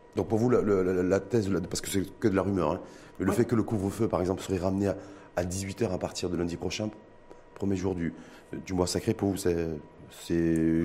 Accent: Morocco; chez nous au Maroc

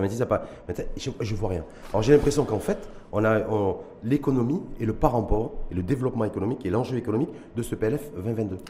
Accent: Morocco; chez nous, au Maroc

